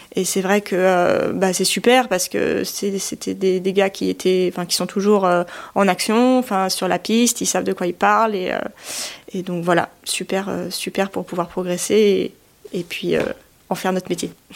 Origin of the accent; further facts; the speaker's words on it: Chamonix, Auvergne-Rhône-Alpes, France; je suis née dans la vallée de Chamonix, je suis originaire de Haute-Savoie.